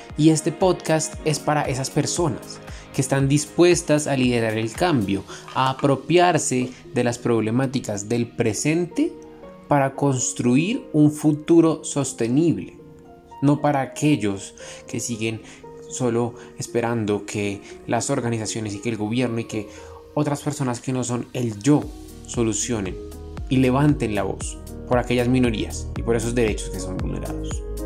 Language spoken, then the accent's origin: Spanish; Panama; como panameños y como jóvenes latinoamericanos